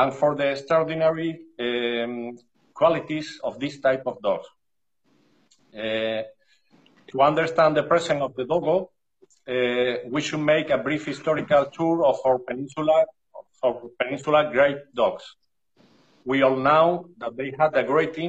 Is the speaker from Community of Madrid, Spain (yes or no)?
no; Seville, Andalusia, Spain; English is a second language; I'm from Sevilla, a beautiful city in South Spain